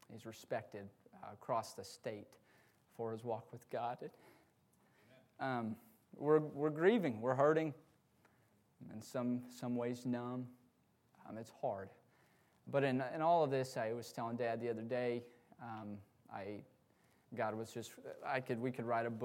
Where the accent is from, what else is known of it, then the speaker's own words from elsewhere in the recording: Georgia, United States; we're from Georgia